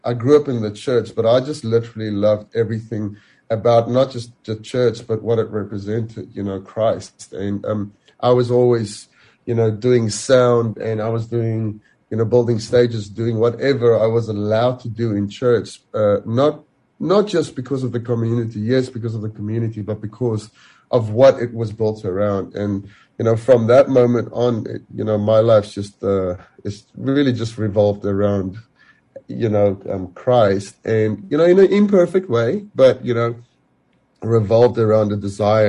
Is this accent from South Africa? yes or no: yes; South Africa; moved away as an adult; also born or lived in England; now in Caledon, South Africa; I grew up in Nepal